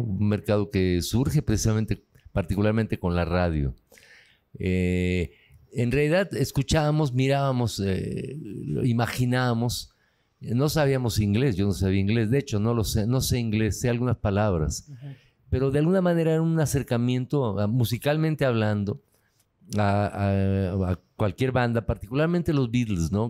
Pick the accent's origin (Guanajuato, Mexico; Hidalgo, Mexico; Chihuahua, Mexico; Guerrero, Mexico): Hidalgo, Mexico; Tulancingo; soy de Tulancingo